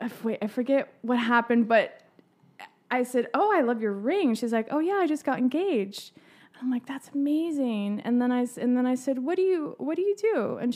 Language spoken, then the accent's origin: English; Tyler, Texas, United States; No, I grew up in Tyler.